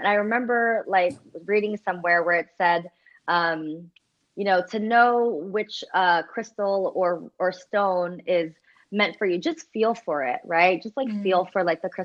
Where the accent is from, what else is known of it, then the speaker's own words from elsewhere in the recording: United States; as a Filipino American growing up Catholic